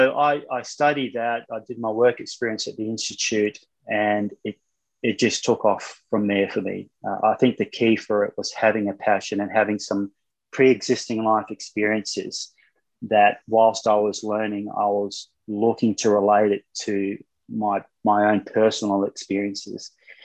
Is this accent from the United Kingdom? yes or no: no; Solomon Islands; also born or lived in New Zealand; I was born in New Zealand, but I left there when I was around two, and my father got a job in the Solomon Islands, and I was running around bare feet, no television.